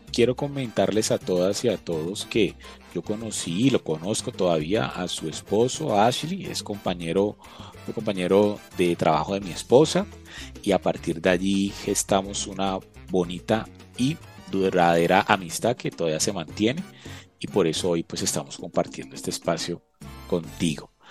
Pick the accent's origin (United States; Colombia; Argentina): Colombia; esos impactos, uniones, nuevos aprendizajes y contactos culturales que nos podemos encontrar como colombianos, pero por fuera de nuestras fronteras.